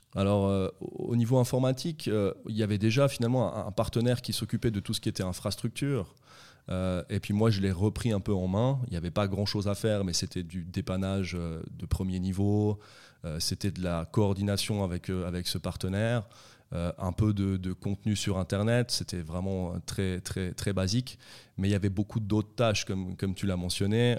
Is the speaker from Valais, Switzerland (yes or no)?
yes; Vétroz, Valais, Switzerland; also born or lived in Sion / Conthey; j'ai toujours vécu euh, en vallée à Sion, puis après j'ai grandi à Vétro, j'ai fait mes écoles à Vétro et, et à Comté